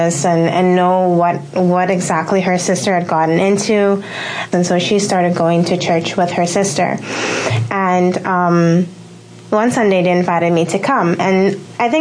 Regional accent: Curaçao; now in Bahamas; I'm not originally from the Bahamas. I'm originally from Curacao

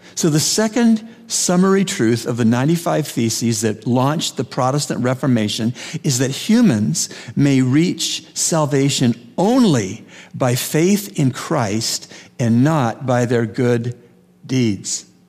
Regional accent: Canada; moved away; I grew up in Canada

